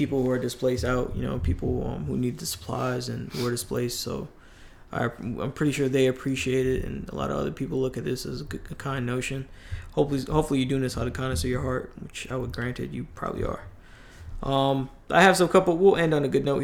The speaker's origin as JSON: {"language": "English", "region": "New York", "country": "United States", "tie": "born or raised there", "moved": "yes", "said": "me growing up in New York"}